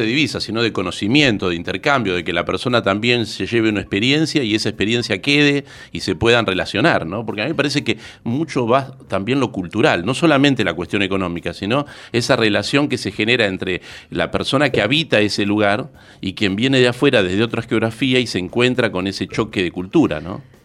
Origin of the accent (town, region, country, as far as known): Argentina